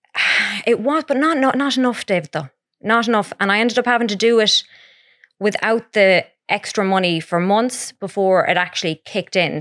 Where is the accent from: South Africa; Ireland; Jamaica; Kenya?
Ireland; Mount Falcon, Connacht; also born or lived in Edinburgh; I'm from Mount Falcon